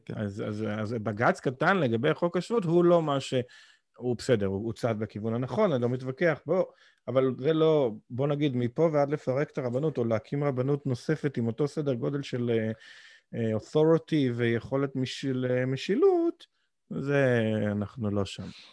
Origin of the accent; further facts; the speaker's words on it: Israel; moved away as an adult; שנולדתי בישראל